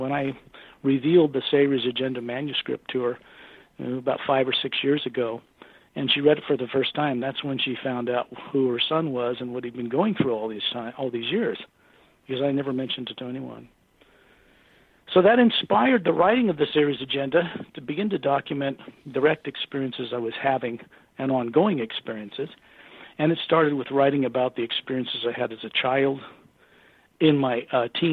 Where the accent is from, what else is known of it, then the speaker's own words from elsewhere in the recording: Salt Lake City, Utah, United States; my parents' brick house in Utah in Salt Lake City